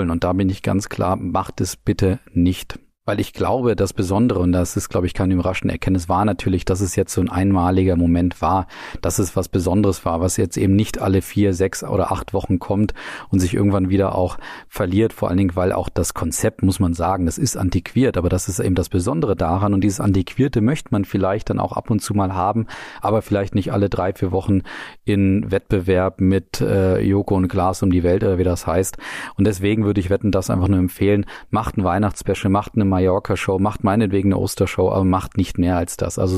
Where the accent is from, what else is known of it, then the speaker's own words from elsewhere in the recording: Nuremberg, Bavaria, Germany; Die Stadtwette war auch dabei, was ja für uns als Nürnberger ganz entscheidend war.